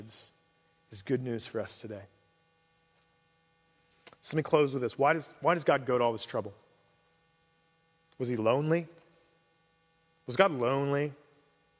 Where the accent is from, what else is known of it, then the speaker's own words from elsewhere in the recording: Cincinnati, Ohio, United States; moved away; I grew up in Cincinnati